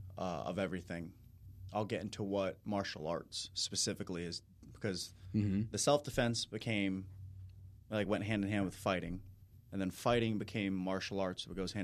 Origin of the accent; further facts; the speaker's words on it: Tampa, Florida, United States; I grew up in Tampa, Florida. I went to Lakeland for high school, Southeastern University, private Christian college.